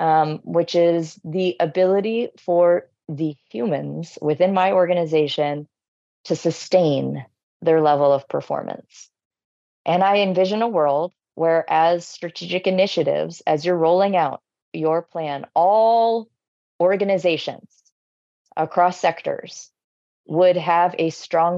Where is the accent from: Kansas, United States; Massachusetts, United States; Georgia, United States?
Massachusetts, United States; Boston; born or raised there